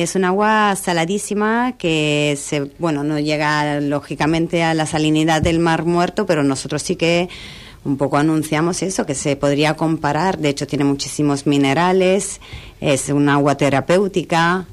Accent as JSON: {"language": "Spanish", "town": "Milan", "region": "Lombardy", "country": "Italy", "also_born_or_lived": "London / Tenerife", "moved": "yes", "lives_now": "San Pedro del Pinatar, Spain", "said": "Yo soy de Milán, viví en Londres y la verdad que cuando me mudé a Tenerife"}